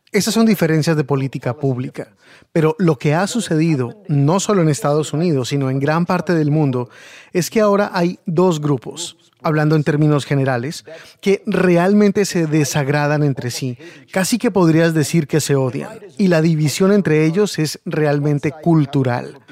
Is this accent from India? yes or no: yes; India; moved away; Yo me crié en India